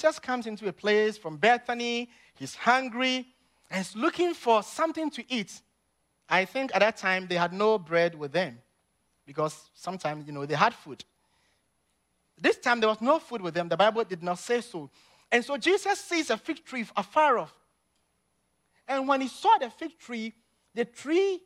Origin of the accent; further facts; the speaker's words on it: Ghana; moved away; growing up in Ghana as a little boy